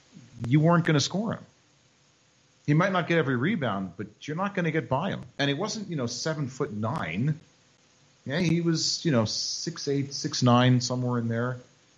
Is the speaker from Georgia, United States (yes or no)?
no; New York, United States; As a New Yorker, this one's got a sting.